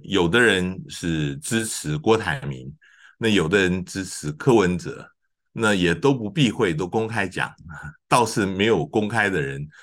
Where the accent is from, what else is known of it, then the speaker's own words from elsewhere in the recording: Taiwan; 我们是台湾的人